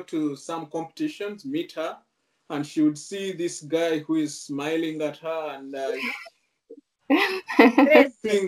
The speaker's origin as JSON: {"language": "English", "country": "Uganda", "said": "We are both from Uganda"}